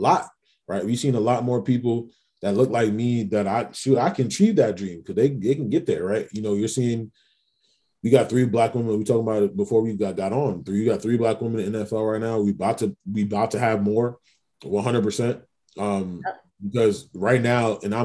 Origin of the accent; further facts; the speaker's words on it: New York City, New York, United States; I'm from Queens. I'm a big basketball fan, big New York Knicks fan